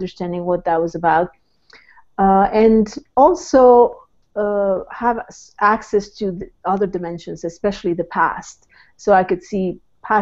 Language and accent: English; Mexico; moved away; I was born in Mexico, so I'm a transplant.